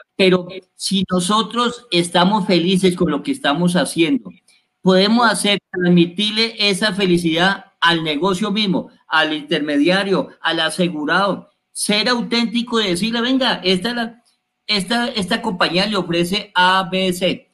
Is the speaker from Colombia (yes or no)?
yes; Colombia; Nosotros los colombianos